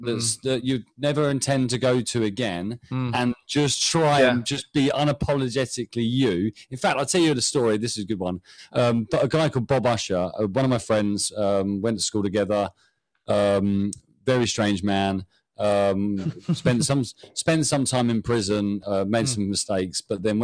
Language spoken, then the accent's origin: English; United Kingdom; I'm British.